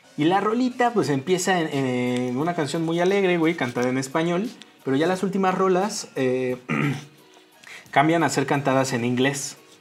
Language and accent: Spanish; Mexico; en México veo que los mexicanos nos aclaramos la piel